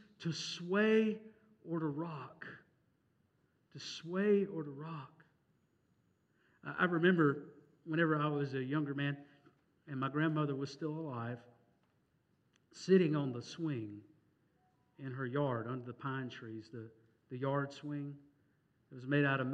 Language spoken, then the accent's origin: English; Mississippi, United States; moved away; I'm from Mississippi